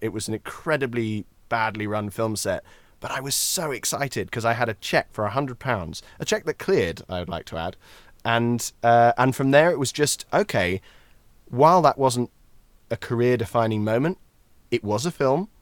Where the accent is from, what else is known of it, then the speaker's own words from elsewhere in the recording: Scotland, United Kingdom; accent: Scottish; as a Scotsman